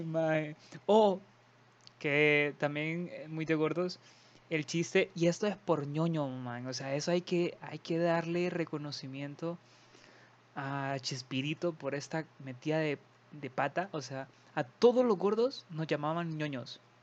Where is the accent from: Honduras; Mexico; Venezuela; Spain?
Honduras; somos de Honduras y son nuestras palabras y nuestra forma, nuestro sazón